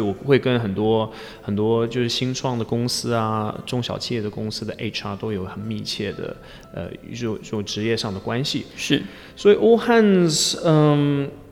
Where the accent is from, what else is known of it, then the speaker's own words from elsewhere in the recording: Leicester, East Midlands, United Kingdom; Chinese is a second language; moved away as an adult; also born or lived in Chengdu, China / Chongqing, China; now in Taiwan; 我来自英国的莱斯特城